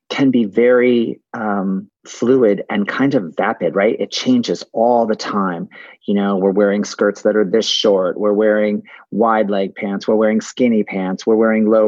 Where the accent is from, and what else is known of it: West Hartford, Connecticut, United States; born or raised there